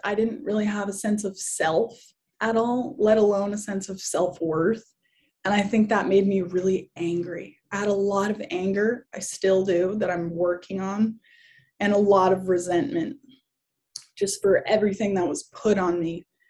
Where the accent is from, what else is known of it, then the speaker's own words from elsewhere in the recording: Kauai, Hawaii, United States; I grew up in Hawaii. I grew up in Kauai, um, in K Town. That was where I mostly lived when I was a kid.